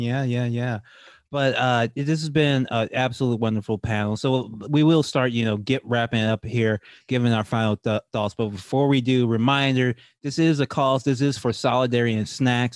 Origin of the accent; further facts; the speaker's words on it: Louisiana, United States; I'm from Louisiana